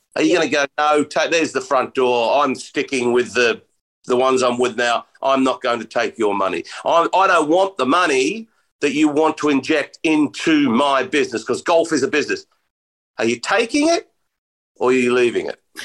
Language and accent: English; Australia; I'm Australian